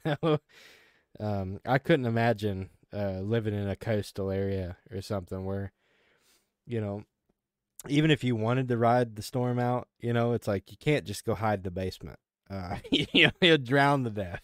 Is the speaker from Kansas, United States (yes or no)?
yes; Kansas, United States; now in Arkansas, United States; I grew up in Kansas, you know, and, and tornadoes were a reality for us